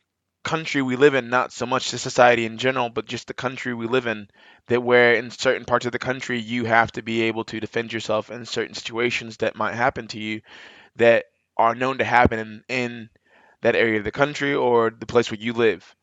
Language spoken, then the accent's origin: English; Texas, United States; I live in Texas. Well, I'm also from Texas